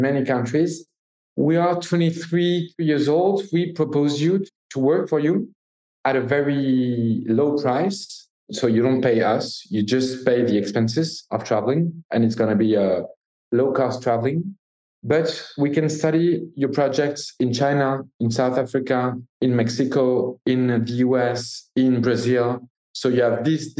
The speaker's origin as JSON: {"language": "English", "town": "Paris", "region": "Île-de-France", "country": "France", "said": "we're from Paris. We are kind of city guys"}